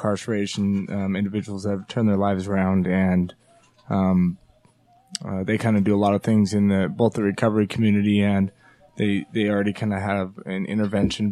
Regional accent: Taylorsville, Utah, United States; I was born in Taylorsville, Utah

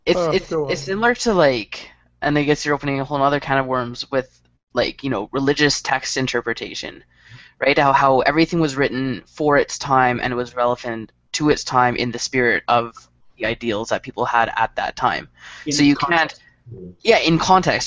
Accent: Canada; we're we're united as a country

